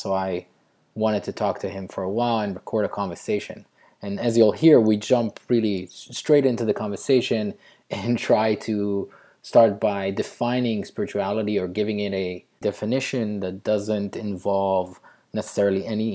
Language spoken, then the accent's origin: English; Israel; growing up in Israel